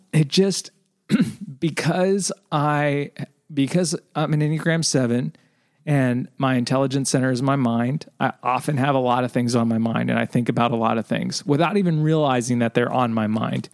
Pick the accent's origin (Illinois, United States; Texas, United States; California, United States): California, United States; Southern; I was born in Southern California, we had a pool in our backyard.